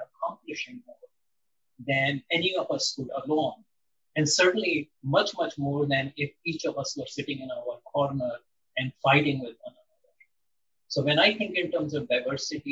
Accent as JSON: {"language": "English", "country": "India", "tie": "born or raised there", "moved": "yes", "said": "I grew up in India in a relatively protected environment"}